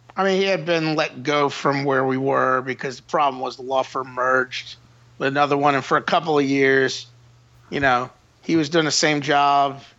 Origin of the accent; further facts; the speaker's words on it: Metairie, Louisiana, United States; also born or lived in New Orleans; I was born in New Orleans, but I was raised in Old Metairie.